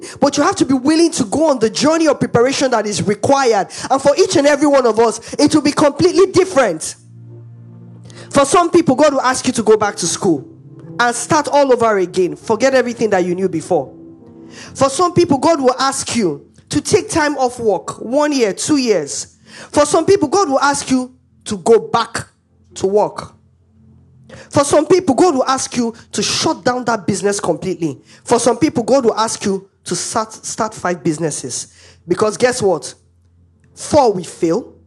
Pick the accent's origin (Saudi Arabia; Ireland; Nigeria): Nigeria; Anambra; I'm from Anambra State, right? Strong state